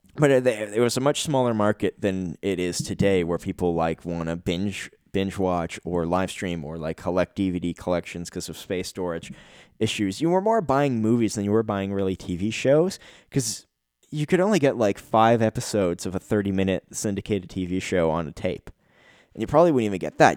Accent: Canada; As a Canadian citizen

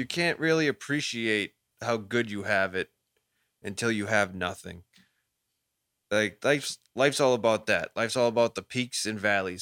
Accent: Lynn, Massachusetts, United States; We grew up in Lynn, like, no one had fucking anything

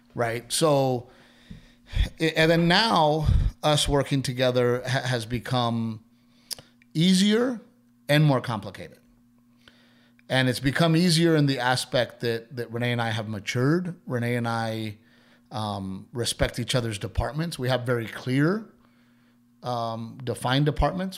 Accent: Texas, United States; moved away as an adult; also born or lived in Los Angeles; I'm from Texas

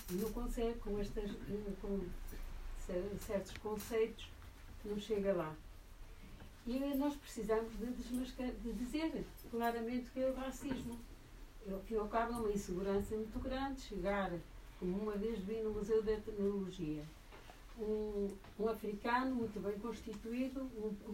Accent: Trás-os-Montes, Portugal; que sou transmontana

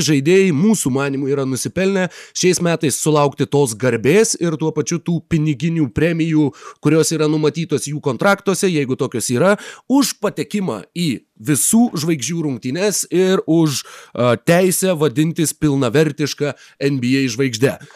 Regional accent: Klaipėda, Klaipėda County, Lithuania; aš esu uh, West Side Tiladai, aš esu iš Klaipėdos

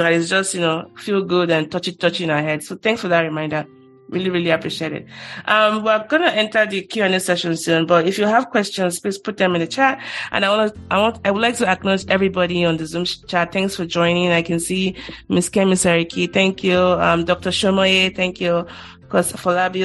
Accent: Ikorodu, Lagos, Nigeria; I'm from Ikorodu

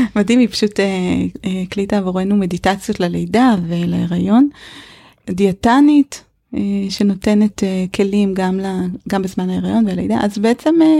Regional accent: Israel; also born or lived in northern Israel; כשגדלתי בקיבוץ

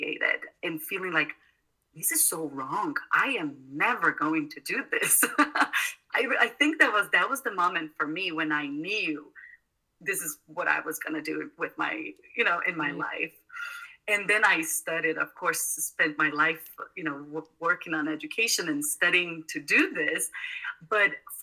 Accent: South Brazil, Brazil; moved away; I grew up in South Brazil

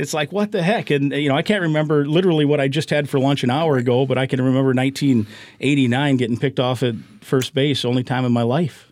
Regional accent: Manchester, Iowa, United States; moved away as an adult; also born or lived in Saint Louis; now in Twin Cities, United States; My hometown, Manchester, is about forty miles or so from Cedar Rapids.

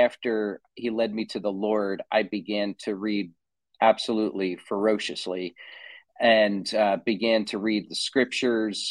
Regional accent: New Jersey, United States; moved away as an adult; now in Austin, United States; New Jersey, where I'm from, I grew up in New Jersey, in case you couldn't tell by the accent.

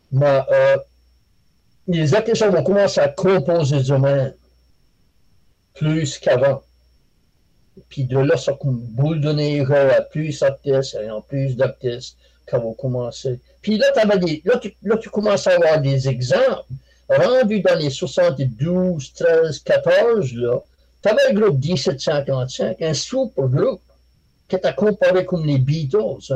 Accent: Canada; que considère de la musique, de musique acadienne, parce que je suis acadien.

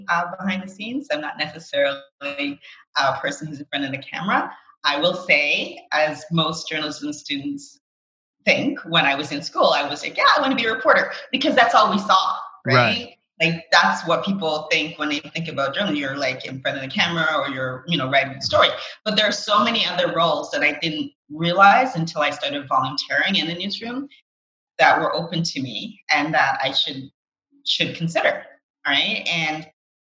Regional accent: Canada; growing up in Canada

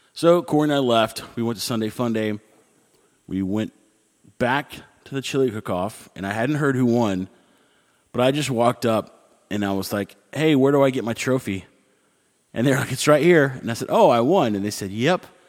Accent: United States; me being American

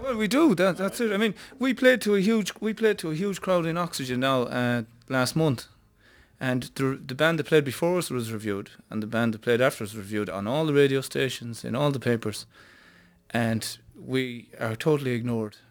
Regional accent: Ireland; this band was happening in my hometown

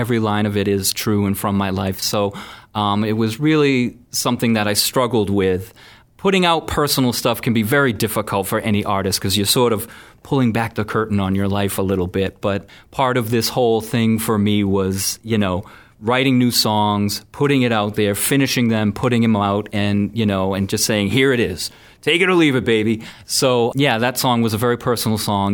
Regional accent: Bridgewater, Massachusetts, United States; I grew up in Bridgewater

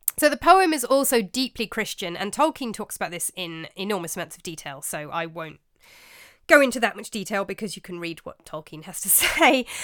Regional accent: England, United Kingdom; as you can tell from my accent, um, I'm born and raised in England

